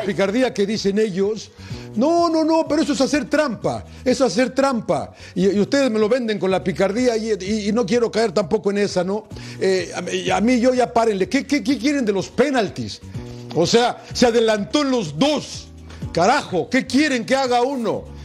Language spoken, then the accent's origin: Spanish; Mexico; yo sé que soy mexicano